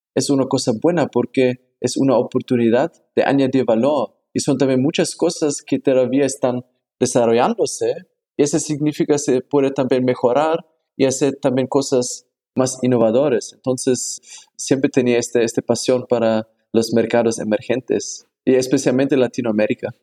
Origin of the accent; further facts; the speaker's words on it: Germany; Spanish is a second language; moved away as an adult; also born or lived in Hong Kong; now in Mexico; yo nací en Alemania